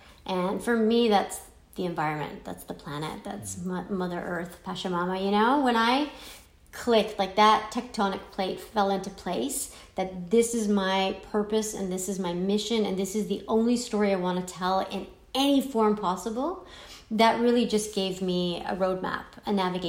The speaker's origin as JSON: {"language": "English", "country": "Iran", "tie": "born there", "said": "I mean, I was born in Iran, you were born in the US"}